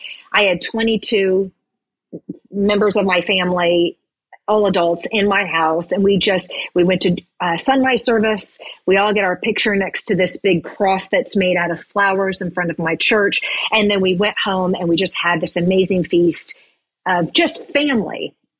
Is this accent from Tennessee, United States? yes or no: yes; Tennessee, United States; That's right. I'm from Tennessee. Banana pudding.